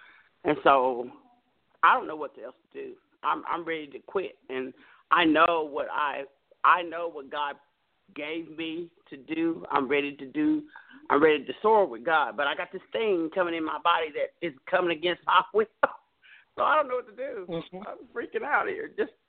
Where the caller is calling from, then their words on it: Dallas, Texas, United States; I'm calling from the Dallas area, Dallas, Texas.